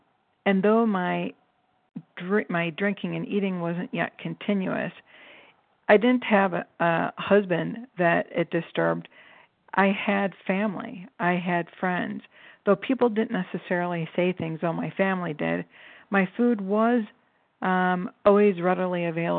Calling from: Cleveland, Ohio, United States; I'm calling from Cleveland

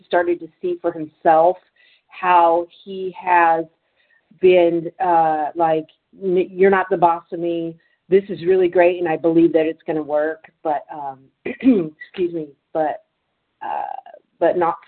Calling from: Santa Clara, California, United States; I'm calling from Northern California, Santa Clara, California

